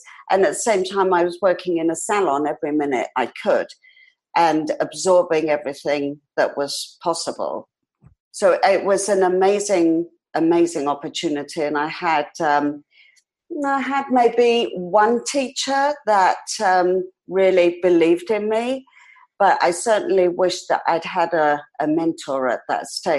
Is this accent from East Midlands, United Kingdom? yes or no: no; London, United Kingdom; I was born in London and raised in London, in England, because I believe there's another London in Canada.